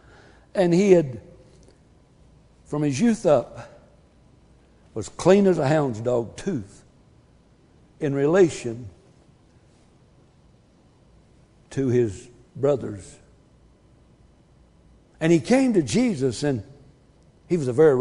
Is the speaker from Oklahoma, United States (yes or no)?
no; Wilmington, California, United States; where I was raised in Wilmington, California